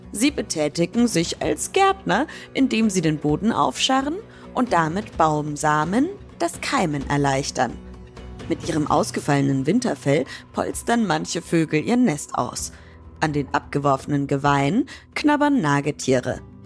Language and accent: German; Franconia, Bavaria, Germany; moved away; Ich komme ja ursprünglich aus Bayern. Und da in Franken, wo ich herkomme, der Region